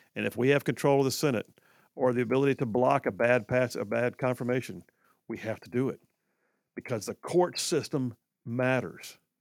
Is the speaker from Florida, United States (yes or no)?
no; Huntsville, Alabama, United States; when I was growing up in Huntsville